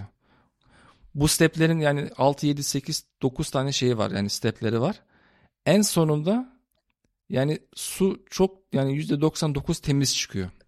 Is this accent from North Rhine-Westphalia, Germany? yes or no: yes; Cologne, North Rhine-Westphalia, Germany; Almanya Köln şehrinde doğup büyüdüm